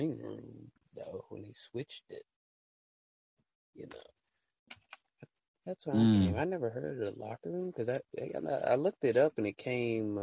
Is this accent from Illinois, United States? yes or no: no; Heflin, Alabama, United States; I'm from Alabama.